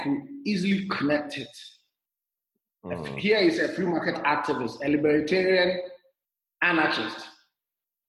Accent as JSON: {"language": "English", "country": "Ghana", "also_born_or_lived": "Zimbabwe", "moved": "as an adult", "lives_now": "Rwanda", "said": "I'm originally from Ghana, but since 2016, November, I've been traveling"}